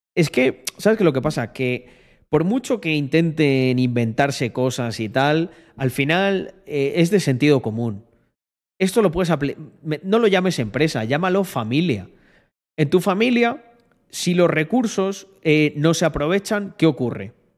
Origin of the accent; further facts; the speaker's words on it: Spain; now in Andorra; mi tierra en la que nací y el que será siempre mi país